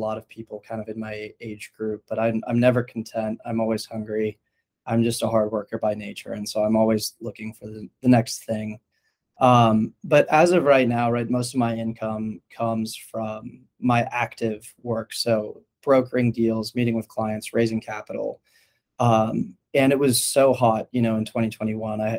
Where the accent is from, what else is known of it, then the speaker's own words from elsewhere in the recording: Palo Alto, California, United States; I grew up in Palo Alto, which is kind of the heart of the Silicon Valley